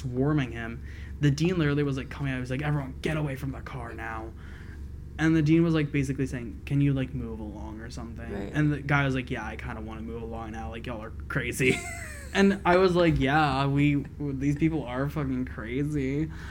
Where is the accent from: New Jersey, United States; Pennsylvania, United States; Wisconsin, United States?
Pennsylvania, United States; also born or lived in Philadelphia; I grew up in Pennsylvania